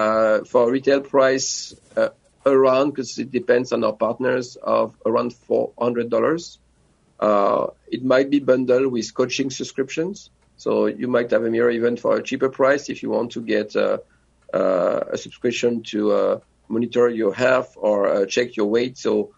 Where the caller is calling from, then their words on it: France; also born or lived in New York; Yes, I'm joining you from France. I used to be a New Yorker